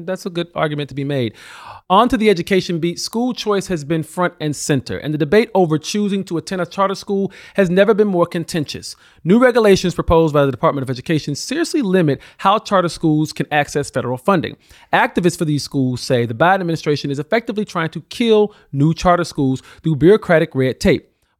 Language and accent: English; Alabama, United States; especially in my home state of Alabama